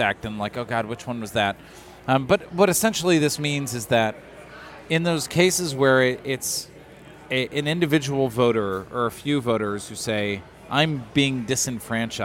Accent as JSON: {"language": "English", "region": "Illinois", "country": "United States", "said": "I'm from Illinois"}